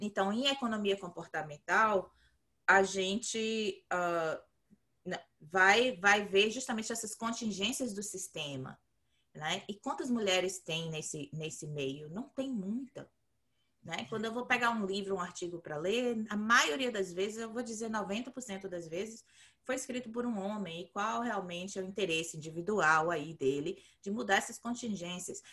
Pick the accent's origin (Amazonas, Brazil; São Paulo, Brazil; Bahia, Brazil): Bahia, Brazil; moved away; eu cresci na Bahia